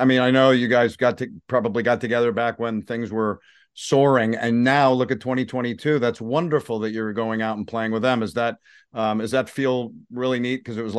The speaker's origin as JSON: {"language": "English", "region": "Connecticut", "country": "United States", "tie": "born or raised there", "said": "growing up in Connecticut"}